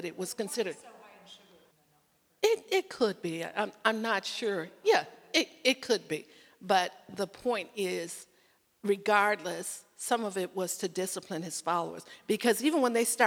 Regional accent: Chicago, Illinois, United States; moved away; I'm originally from Chicago

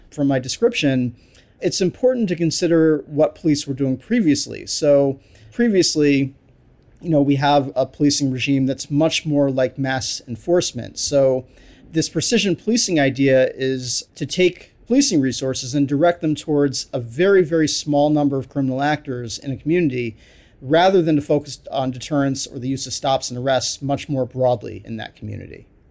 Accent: New York City, New York, United States; I grew up in New York City during nineteen eighties

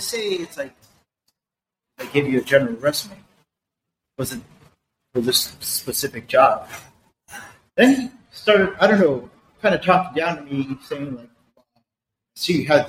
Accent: Los Angeles, California, United States; moved away as an adult; I was born and raised in East L.A.

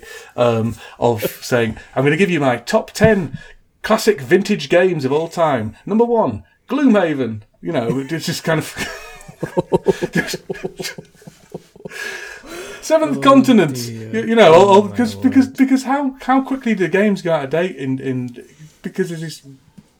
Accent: Huddersfield, Yorkshire and the Humber, United Kingdom; his hometown of Huddersfield, which is my hometown

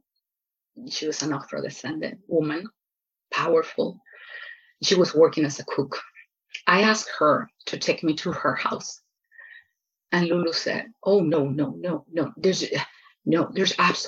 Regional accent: Lima, Peru; English is a second language; moved away as an adult; now in United States; I grew up in Lima, in Peru

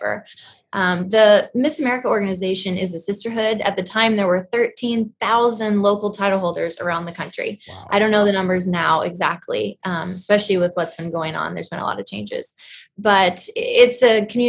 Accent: Portland, Oregon, United States; moved away as an adult; now in Ramona, United States; I am from Portland, Oregon.

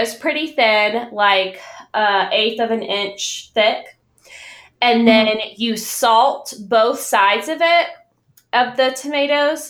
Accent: the South, United States; So I grew up in the South and my mom is from Florida, Miami

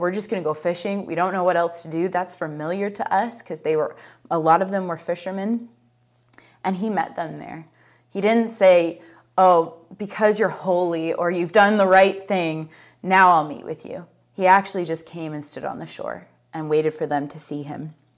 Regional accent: United States; I'm American

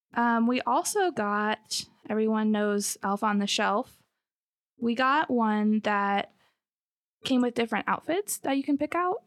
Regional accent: Michigan, United States; moved away as an adult; also born or lived in southern Alabama; now in Alabama, United States; we are originally from Michigan. We moved here a couple years ago

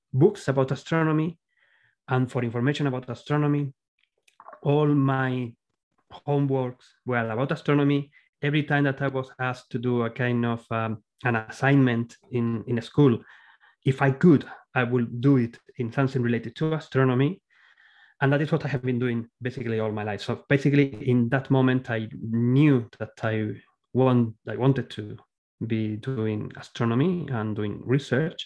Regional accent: Córdoba, Andalusia, Spain; English is a second language; moved away as an adult; now in Australia; my background is Spanish and I'm from Spain. And in that time, I'm talking about the early 80s, the last century, of course, in Spain, in the city of Cordoba, where I was born

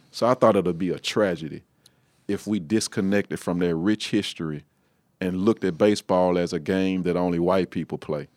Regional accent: Shreveport, Louisiana, United States; I'm from Shreveport, Louisiana. I'm the pastor of Galilee Missionary Baptist Church in Shreveport. Um, pretty much been living there all my life

